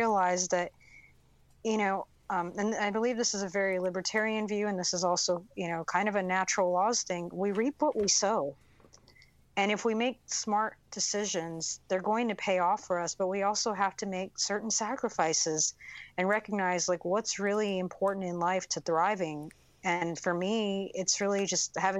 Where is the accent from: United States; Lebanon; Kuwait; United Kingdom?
United States; I grew up really poor in American standards on food stamps, welfare, Section 8